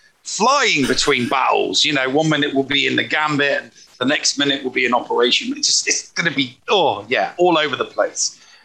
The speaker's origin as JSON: {"language": "English", "region": "England", "country": "United Kingdom", "said": "I'm English."}